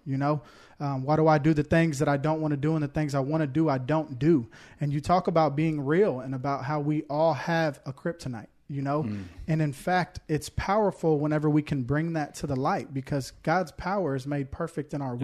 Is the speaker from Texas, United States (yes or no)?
yes; Houston, Texas, United States; now in Woodbury, United States; I'm from Houston originally